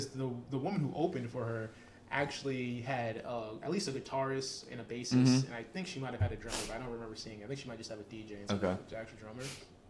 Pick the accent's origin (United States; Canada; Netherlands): United States; Rockland County, New York; Yes, we're both from Rockland, but no, we're not from upstate.